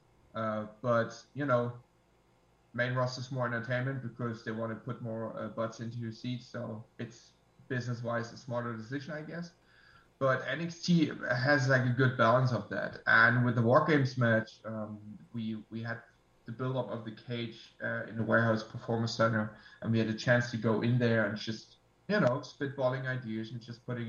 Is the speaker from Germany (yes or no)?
yes; Germany; I'm from Germany